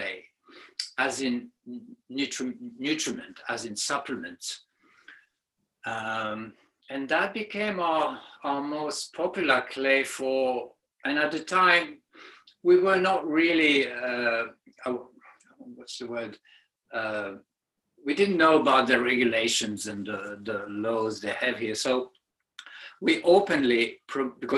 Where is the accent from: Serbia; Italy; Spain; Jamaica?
Serbia; moved away; I hail from Serbia in Central Europe